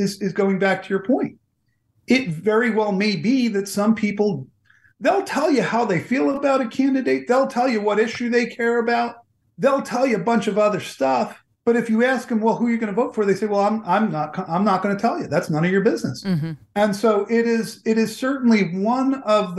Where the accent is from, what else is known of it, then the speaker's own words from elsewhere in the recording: New Jersey, United States; also born or lived in Washington, D.C.; Growing up in New Jersey